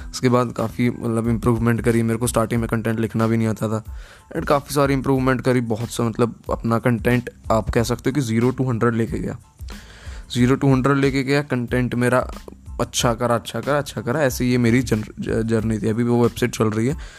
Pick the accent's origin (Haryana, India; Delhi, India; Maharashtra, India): Haryana, India; Gurgaon; now in Punjab, India; मैं गुड़गांव हरियाणा का रहने वाला हूँ बट अभी रह रहा हूँ पंजाब में